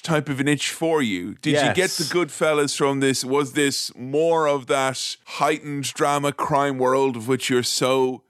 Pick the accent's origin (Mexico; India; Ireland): Ireland; I am Irish